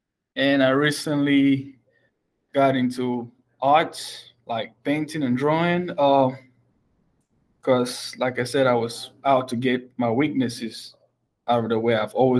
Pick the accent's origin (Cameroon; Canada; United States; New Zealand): Cameroon; moved away; I'm from Cameroon, 16,000 miles away from home to follow up my studies.